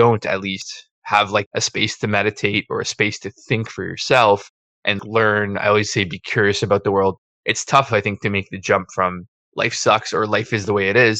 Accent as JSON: {"language": "English", "town": "Toronto", "region": "Ontario", "country": "Canada", "tie": "born or raised there", "lives_now": "Hamilton, Canada", "said": "I was a born Torontonian"}